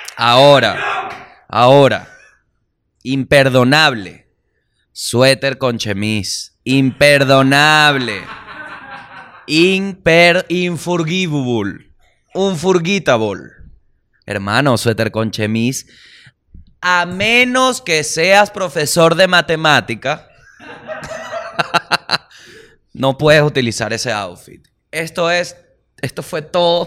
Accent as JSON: {"language": "Spanish", "country": "Venezuela", "said": "yo como venezolano"}